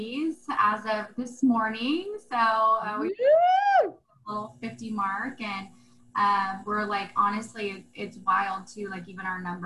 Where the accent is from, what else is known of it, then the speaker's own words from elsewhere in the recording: Central Florida, United States; moved away; I grew up in a really small town, actually born and raised in Central Florida.